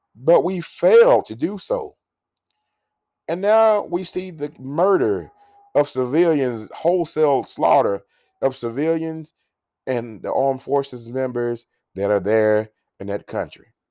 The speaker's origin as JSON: {"language": "English", "country": "United States", "said": "We as an American people"}